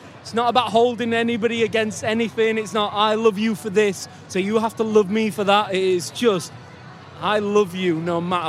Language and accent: English; Leeds, Yorkshire and the Humber, United Kingdom; We're both from Leeds.